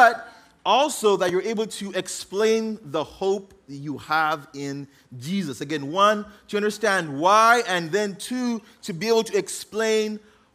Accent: Uganda; also born or lived in Oxnard, California, United States; now in United States; grew up in Uganda to an African-American mom and an African father who was born in Uganda

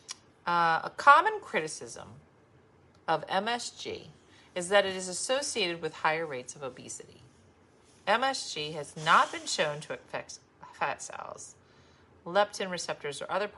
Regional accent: Binghamton, New York, United States; It's made in my hometown of Binghamton, New York

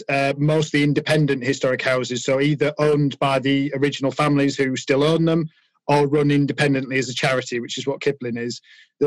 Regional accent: York, Yorkshire and the Humber, United Kingdom; I grew up in York, which is the capital of Yorkshire

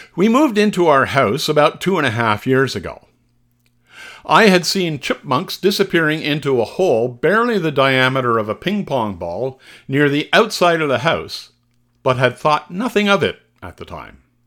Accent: Canada; Being Canadian

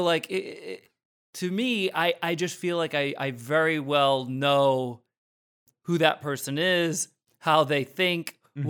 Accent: Rhode Island, United States; like where I grew up in Rhode Island, like I feel like there was a higher than normal ratio of like the kids in my school where it really seemed like their life goal was to be an alpha male.

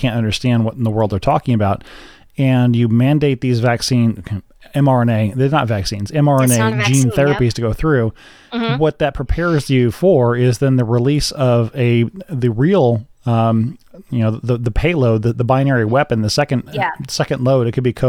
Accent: United States; I'm an American, so I'm going to look at America first.

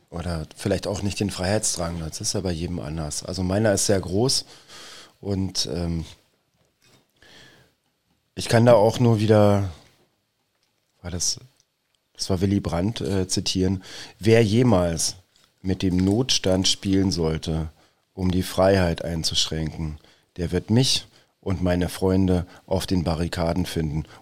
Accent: Bavaria, Germany; now in Berlin, Germany; ich komme aus Bayern, Servus.

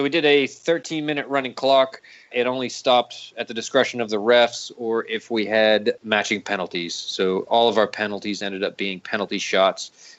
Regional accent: Raleigh, North Carolina, United States; Sorry, I assume everybody knows everything, but we're originally from Raleigh.

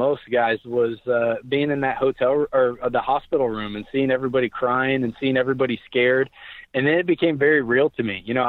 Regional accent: Oklahoma, United States; Where now, granted, I was born and raised in Oklahoma, so I had teachers, telling us each week that they're praying for us

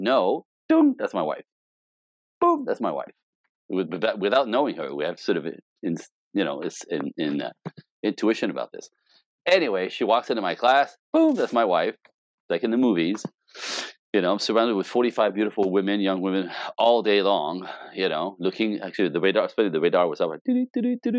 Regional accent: Canada; moved away as an adult; now in Los Angeles, United States; as a Canadian, I'm Canadian.

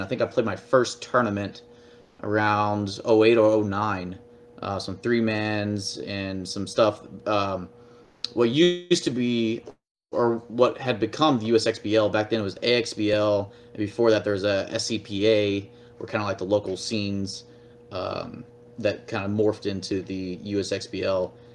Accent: Fort Worth, Texas, United States; I was born and raised in Texas, first of all, Fort Worth, Texas

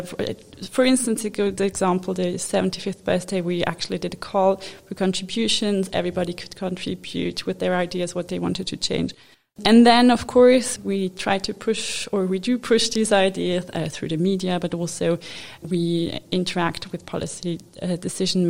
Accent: Zurich, Switzerland; also born or lived in Japan / Lucerne / Washington DC; now in Geneva, Switzerland; I was born in Japan, which is a bit exotic. I grew up in Zurich

